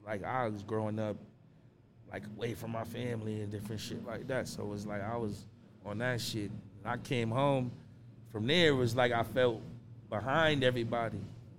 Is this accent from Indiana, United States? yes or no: no; Hartford, Connecticut, United States; signed to BSF, which is Benny the Butcher's label. I'm from the North End of Hartford, Connecticut, and I'm the biggest shit my hood ever saw.